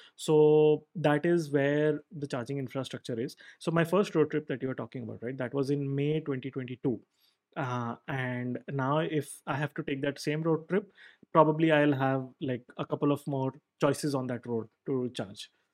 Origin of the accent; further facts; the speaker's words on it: Mumbai, Maharashtra, India; I am originally from Mumbai